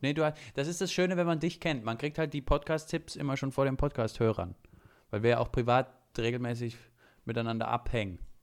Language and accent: German; Saxony, Germany; ich als gebürtiger Sachse